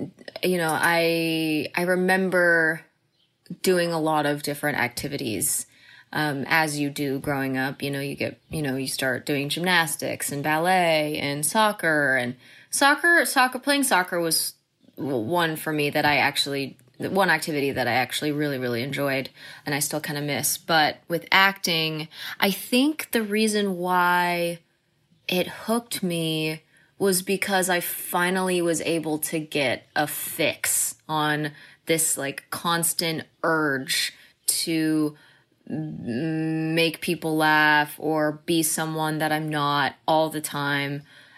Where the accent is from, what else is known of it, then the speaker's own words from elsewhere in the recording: The Colony, Texas, United States; So that's what moved us to Texas. And I pretty much consider Texas my home, my hometown. I lived in the Colony, Texas, mm-hmm. is where I grew mm-hmm. up. And it was the best place to grow up.